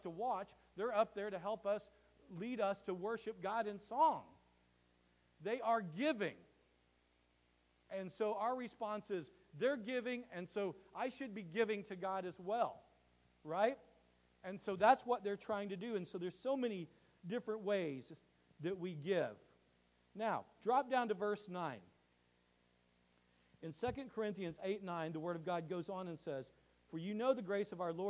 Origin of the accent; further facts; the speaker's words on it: United States; I look at my life as an American. I live in America. I have an American worldview